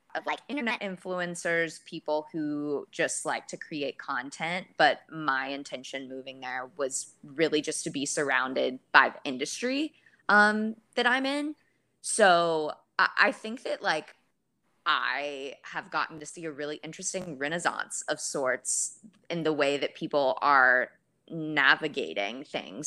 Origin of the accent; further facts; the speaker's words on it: Dallas, Texas, United States; moved away as an adult; also born or lived in Los Angeles; I moved from Los Angeles back home to Dallas